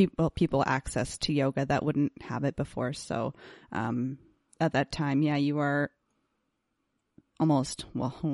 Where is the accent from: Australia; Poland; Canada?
Canada; Campbell River, British Columbia; now in Vancouver, Canada; I grew up in Campbell River, a smaller town